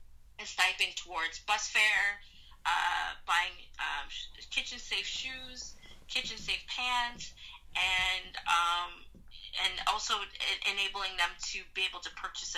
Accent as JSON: {"language": "English", "country": "Jamaica", "also_born_or_lived": "Brooklyn", "lives_now": "Atlanta, United States", "said": "I'm Jamaican! I live in Brooklyn! Yes! I'm Brooklyn Jamaican! And I was like, no, actually, you weren't born there, you know?"}